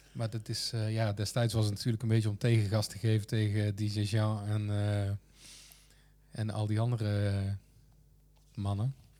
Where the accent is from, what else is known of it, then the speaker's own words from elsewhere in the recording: Kruisland, North Brabant, Netherlands; geboren in Kruisland